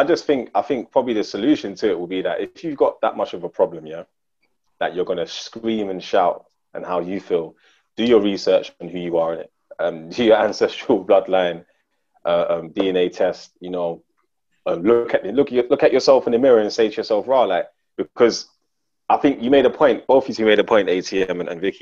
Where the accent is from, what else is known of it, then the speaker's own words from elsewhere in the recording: Ghana; I'll be like, raw, like, yeah, I'm Ghanaian, but I'm mixed with, you know what I'm saying? Like, because it was like a madness to be fully African.